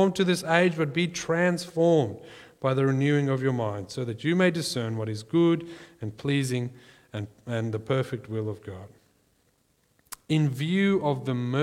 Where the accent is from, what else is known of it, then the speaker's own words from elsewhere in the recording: South Africa; growing up in South Africa, we had, unofficially, we had corporal punishment in our school